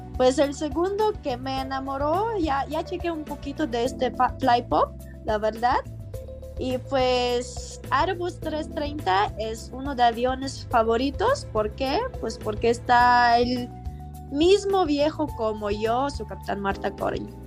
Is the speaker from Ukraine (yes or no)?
yes; Ukraine; Spanish is a second language; now in Mexico City, Mexico; Yo soy de país muy lejano, literal, de otro lado del mundo, que se llama Ucrania